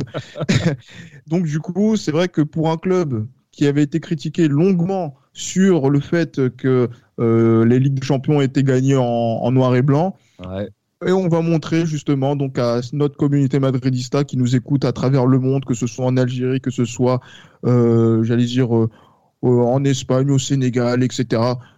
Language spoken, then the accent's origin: French; France; en tant que Français, moi petit justement, donc euh, qui découvre le football